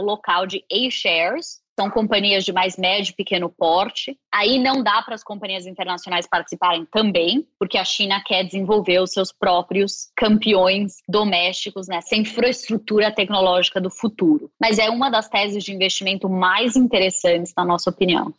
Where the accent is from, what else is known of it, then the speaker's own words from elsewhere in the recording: São Paulo, Brazil; moved away as an adult; also born or lived in Singapore / Mexico / Switzerland; now in New York, United States; sou paulista, mas já moro nos Estados Unidos ou fora do Brasil há 20 anos, desde 2001.